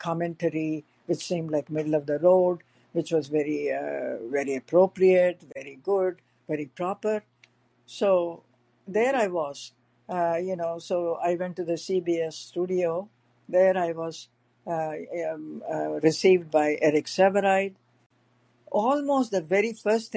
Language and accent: English; South India, India; moved away as an adult; also born or lived in San Francisco; now in United States; I was from South India. I was a Brahmin